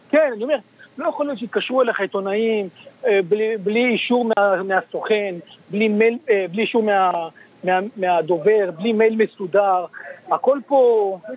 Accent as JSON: {"language": "Hebrew", "country": "Israel", "tie": "born or raised there", "moved": "as an adult", "lives_now": "New York, United States", "said": "אני גדלתי בישראל"}